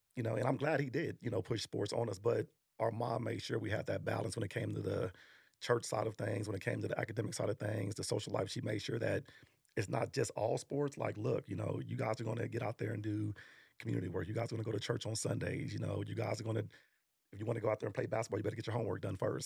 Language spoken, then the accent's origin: English; Arlington, Texas, United States; also born or lived in New York; we grew up in Arlington